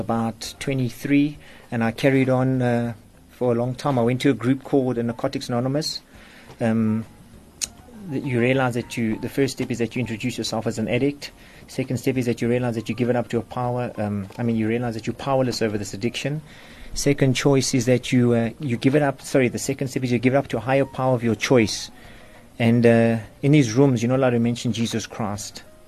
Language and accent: English; Johannesburg, Gauteng, South Africa; I grew up in the south of Joburg